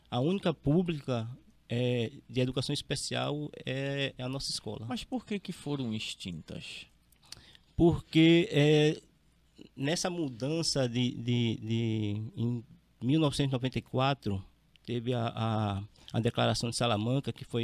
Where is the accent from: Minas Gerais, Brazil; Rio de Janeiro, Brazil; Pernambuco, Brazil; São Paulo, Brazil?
Pernambuco, Brazil; Recife; moved away as an adult; also born or lived in Olinda; now in Rondônia, Brazil; Não, não, eu sou de Recife.